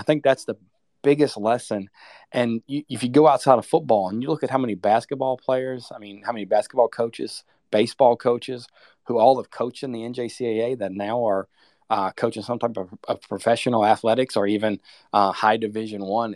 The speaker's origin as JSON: {"language": "English", "region": "Virginia", "country": "United States", "tie": "born or raised there", "said": "I grew up in Virginia"}